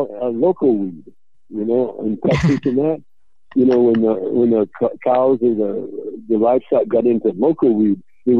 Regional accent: Bel Air, California, United States; I had some growing up in Bel Air.

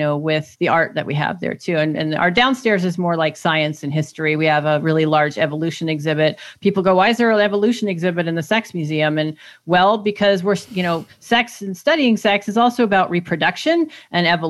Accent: Germany; moved away; growing up in Germany in this, like, denazification, like, re-education process

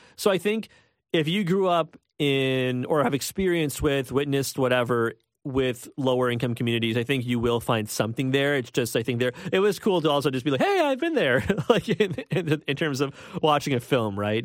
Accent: Toronto, Ontario, Canada; I'm from Scarborough. I think it's important to say that right off the bat. I am from Scarborough.

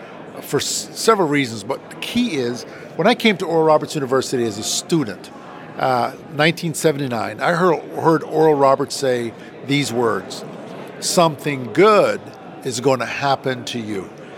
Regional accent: Kingston, Jamaica; moved away as an adult; So I came from Kingston, Jamaica.

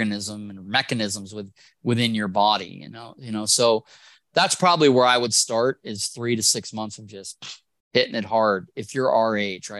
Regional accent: Wisconsin, United States; I'm from Wisconsin

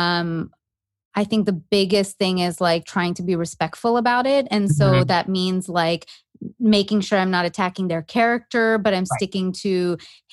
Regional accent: Canada; moved away as an adult; now in United States; growing up in Canada

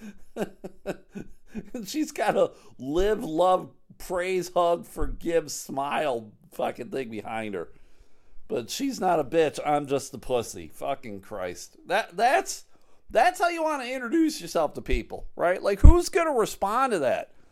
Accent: Buffalo, New York, United States; now in Grand Rapids, United States; I'm from Buffalo originally.

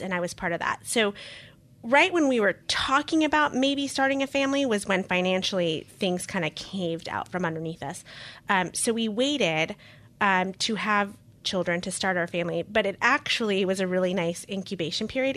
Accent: Costa Rica; moved away; also born or lived in Queens, New York; I'm a dual citizen, I was born in Costa Rica

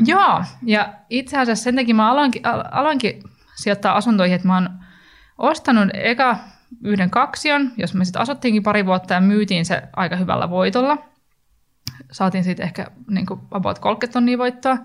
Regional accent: Turku, Southwest Finland, Finland; moved away; mä oon itse sieltä kotoisin

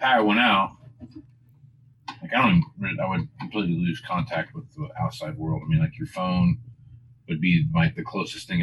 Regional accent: Kansas, United States; now in Nebraska, United States; I grew up in Kansas

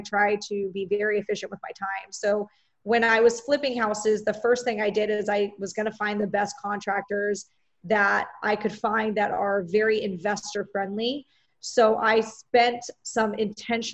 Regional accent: Orange County, California, United States; I am from Orange County, California

